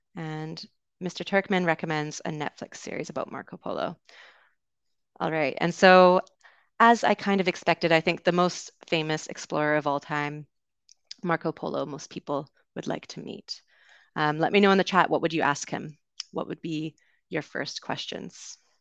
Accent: Canada; accent: Canadian; moved away as an adult; also born or lived in United Kingdom; I am originally from Canada, so it'll be a Canadian accent you hear today

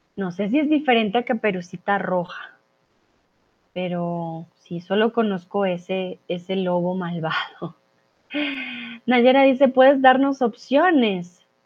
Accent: Colombia; now in Mexico; soy de Colombia

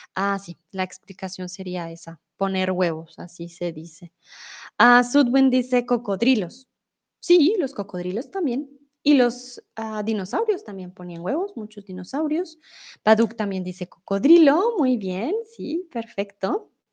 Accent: Colombia; now in Mexico; de Colombia

